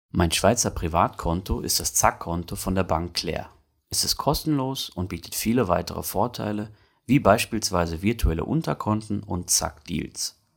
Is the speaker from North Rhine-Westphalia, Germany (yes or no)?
yes; North Rhine-Westphalia, Germany; und aus meiner Region, wo ich herkomme, da in NRW